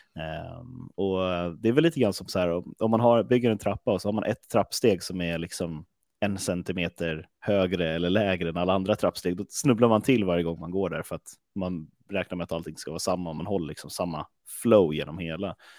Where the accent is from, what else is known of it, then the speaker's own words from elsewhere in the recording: Stockholm, Stockholm County, Sweden; var kommer jag ifrån? Jag kommer från Stockholm